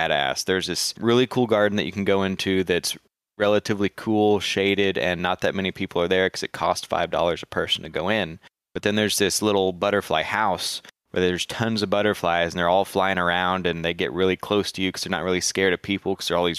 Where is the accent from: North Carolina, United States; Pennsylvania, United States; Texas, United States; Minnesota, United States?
Texas, United States; that's Texas, man. We with so much state pride